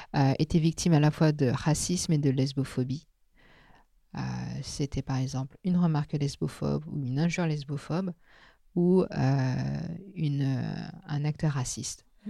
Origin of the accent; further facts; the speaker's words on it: Bobigny, Île-de-France, France; first language Teochew; French is a second language; also born or lived in Drancy / Taiwan / Hong Kong; quand j'ai grandi euh, à Bobigny et à Drancy, j'ai donc baigné dans un multiculturalisme et multilinguisme